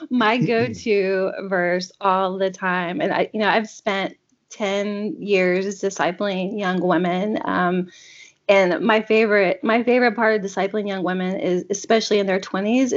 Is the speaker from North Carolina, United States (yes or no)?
yes; North Carolina, United States; now in Maine, United States; I grew up in North Carolina.